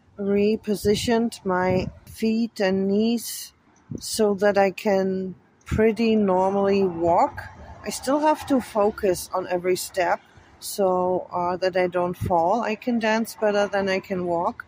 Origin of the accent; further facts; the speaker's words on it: Frankfurt, Hesse, Germany; English is a second language; I was born on January the 4th, 1970, in Frankfurt, Germany